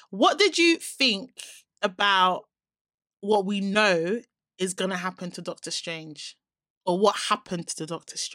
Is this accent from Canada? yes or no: no; Nigeria; I'm a Nigerian